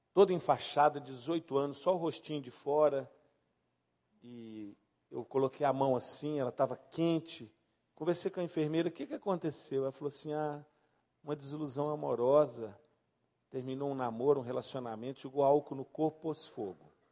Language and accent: Portuguese; Brazil; now in Belo Horizonte, Brazil; eu sou brasileiro